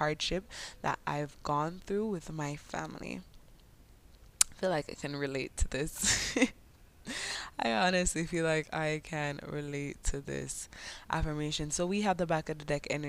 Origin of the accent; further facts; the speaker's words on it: Jamaica; accent: Jamaican patois; first language English; My Jamaican patois